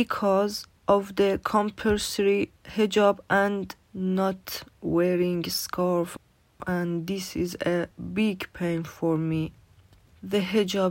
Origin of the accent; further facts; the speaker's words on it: Iran; English is a second language; moved away as an adult; now in Newcastle, United Kingdom; I'm from Iran.